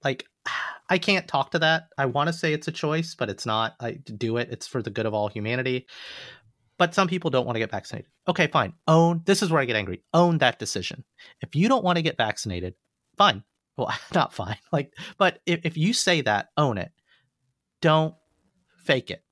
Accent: United States; I'm an American. My parents were born in India

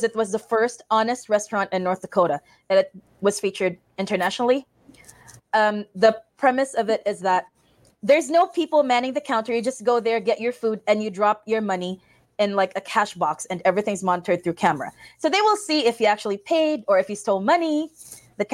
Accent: Philippines; moved away as an adult; now in Valley City, United States; I'm a Filipino nurse coming to Valley City

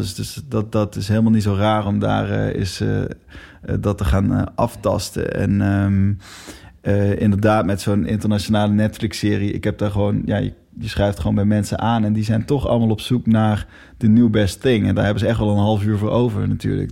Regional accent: Netherlands; we als Nederlanders

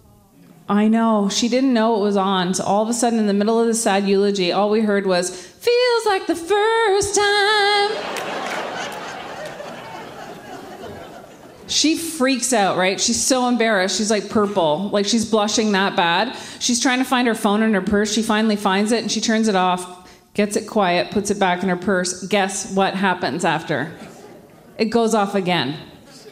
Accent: Ottawa, Ontario, Canada; moved away as an adult; now in Quebec, Canada; I grew up in Ottawa

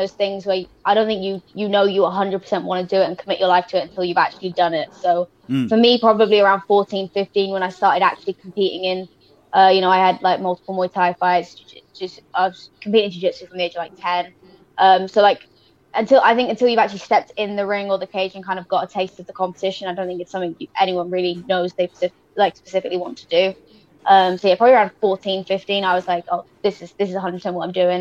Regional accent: Wales, United Kingdom; I'm representing Wales.

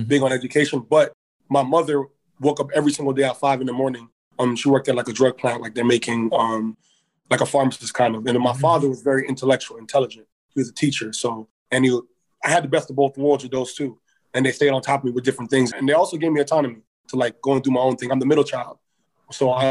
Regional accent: Toronto, Ontario, Canada; I'm from Toronto, Ontario, but my parents are from Ghana. But I was born in Toronto, raised in Toronto's a city

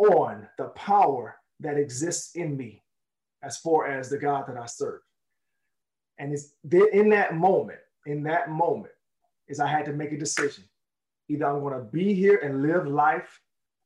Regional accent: Jacksonville, Florida, United States; where I grew up in Jacksonville, Florida

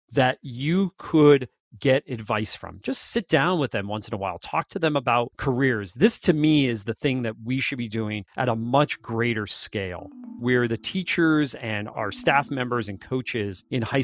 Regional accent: Wilkes-Barre, Pennsylvania, United States; I grew up in Wilkes-Barre, Pennsylvania, northeastern section of Pennsylvania.

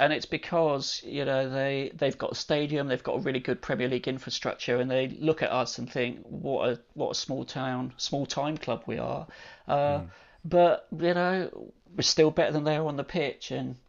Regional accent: Bournemouth, South West England, United Kingdom; I grew up in Winton.

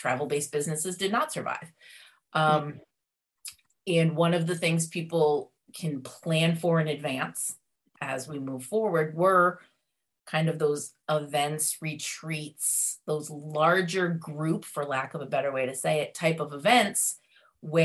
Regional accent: Massachusetts, United States; I'm from Massachusetts. So born and bred, masshole as we're known as

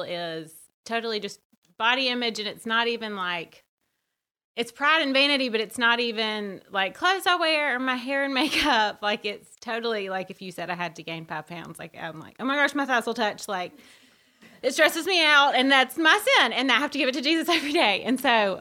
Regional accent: Birmingham, Alabama, United States; I grew up in Birmingham.

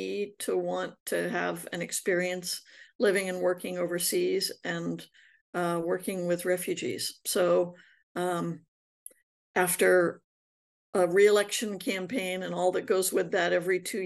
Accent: Massachusetts, United States; also born or lived in Champaign-Urbana, Illinois / upstate New York; No, I was born in Champaign-Urbana, Illinois, when my dad was in grad school, and then we lived in upstate New York and moved to Massachusetts when I was in the fourth grade

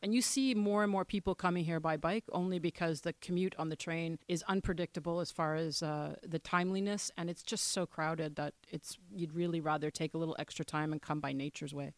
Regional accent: Toronto, Ontario, Canada; accent: Canadian; moved away as an adult; now in Monaco; I'm from Toronto, Canada.

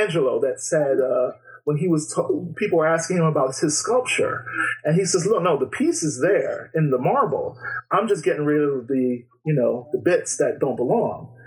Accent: New York City, New York, United States; I'm from New York, born and bred. You know, I grew up in the Bronx

